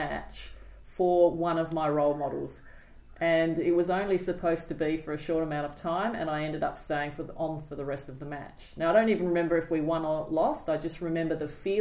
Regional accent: Adelaide, South Australia, Australia; now in Sydney, Australia; We grew up in Adelaide

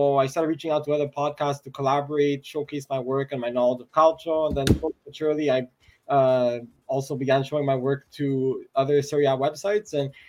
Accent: Montreal, Quebec, Canada; from Montreal, Canada, 21 years old

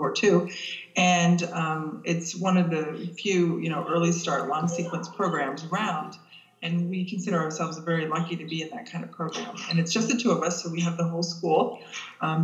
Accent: Michigan, United States; moved away; I grew up in Michigan

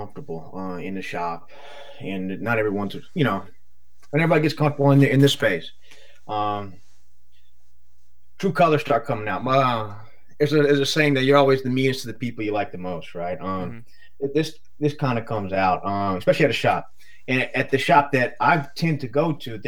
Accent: Deep South, United States; I'm from the South. I'm from Deep South

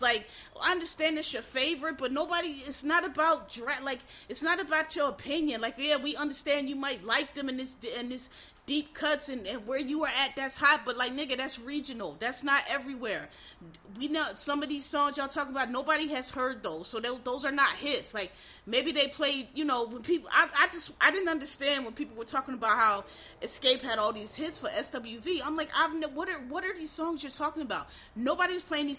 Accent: Philadelphia, Pennsylvania, United States; I'm from East Oak Lane

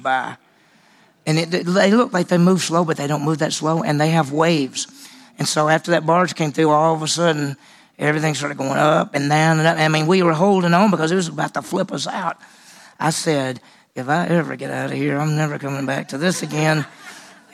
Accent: Meridian, Mississippi, United States; also born or lived in Vicksburg, Mississippi / Dallas; I grew up in Meridian, Mississippi, which is on the west side of the state, but I also lived in Vicksburg, Mississippi, which is right on the river. And I was in the second and third grade in Vicksburg

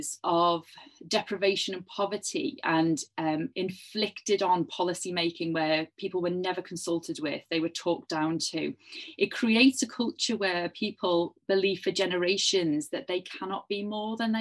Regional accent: Liverpool, North West England, United Kingdom; I was growing up in Liverpool in the 1980s

